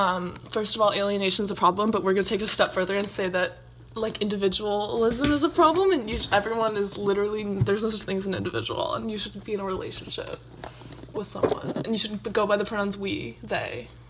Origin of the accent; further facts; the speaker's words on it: Bay Area, California, United States; We are from the Bay Area.